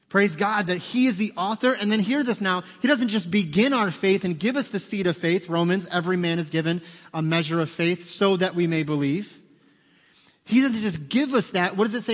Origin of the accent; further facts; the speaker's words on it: United States; as an American